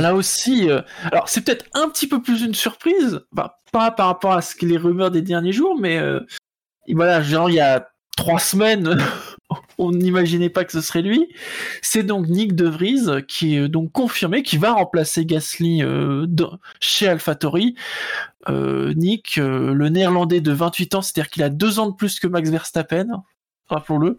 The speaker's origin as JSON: {"language": "French", "town": "Rouen", "region": "Normandy", "country": "France", "said": "quand on est de Rouen"}